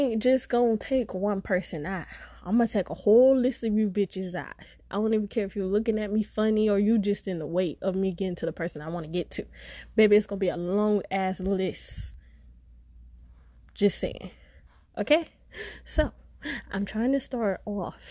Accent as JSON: {"language": "English", "region": "Florida", "country": "United States", "also_born_or_lived": "St. Petersburg, Florida", "said": "I'm from Florida"}